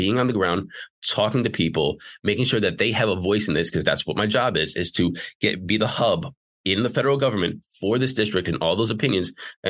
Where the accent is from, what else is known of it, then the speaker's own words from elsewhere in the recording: Slavic Village, Ohio, United States; So I grew up in Slavic Village. I lived in a place called Bedford. I lived in, Chardon and Solon and Twinsburg and Streetsboro. I'm currently in Bay Village.